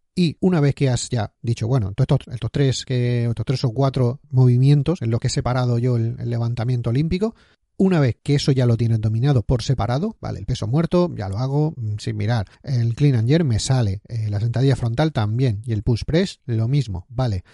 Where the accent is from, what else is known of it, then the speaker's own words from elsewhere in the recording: Spain; moved away as an adult; also born or lived in Barcelona / Scotland; cuando estaba en España, en mi pueblo viviendo